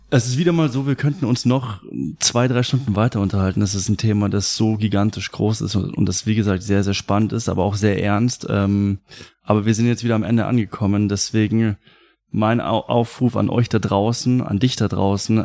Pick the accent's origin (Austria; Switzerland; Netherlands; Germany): Germany; ich bin Deutscher